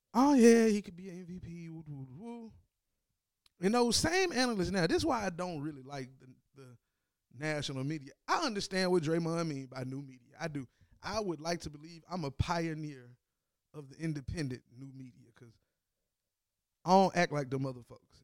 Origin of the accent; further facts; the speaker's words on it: Tennessee, United States; I'm from Tennessee